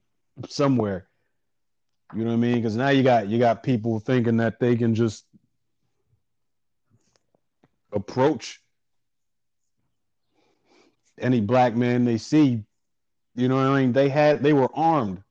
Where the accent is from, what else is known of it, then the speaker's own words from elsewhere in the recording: New York City, New York, United States; I grew up in Harlem